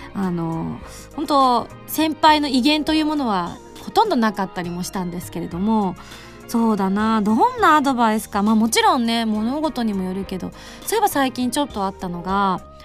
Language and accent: Japanese; Yamaguchi, Japan; moved away; 地元に戻って歌を歌うっていう機会があった